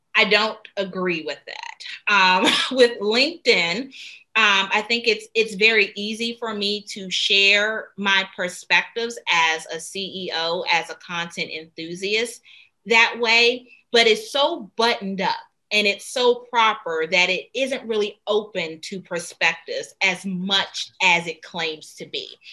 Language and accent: English; Washington, District of Columbia, United States; I'm originally from Washington, D.C., and I got into Duke Ellington School of the Arts